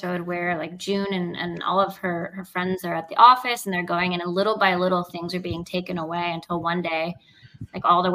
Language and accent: English; Venezuela; moved away; I'm from Venezuela. I was born in Venezuela, and I still have a lot of family over there.